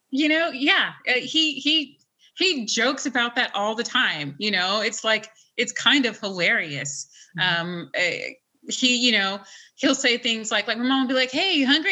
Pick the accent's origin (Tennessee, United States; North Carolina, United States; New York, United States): Tennessee, United States; Nashville; moved away; where my parents made me, which is Nashville